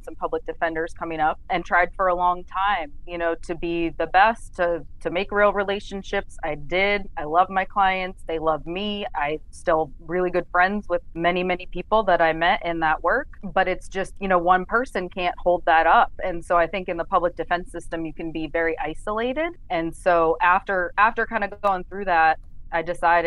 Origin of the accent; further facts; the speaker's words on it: Erie, Pennsylvania, United States; moved away as an adult; also born or lived in Queens, New York / Florida; my hometown in Pennsylvania, which is Erie, Pennsylvania, where I'm appearing from